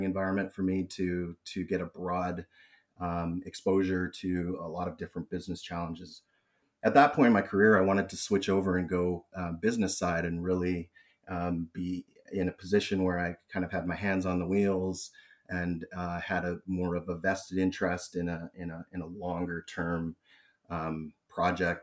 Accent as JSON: {"language": "English", "region": "British Columbia", "country": "Canada", "tie": "born or raised there", "also_born_or_lived": "Toronto, Ontario", "said": "I was born in Toronto, but I've been currently now situated in Vancouver, BC, and I've been in British Columbia most of my life"}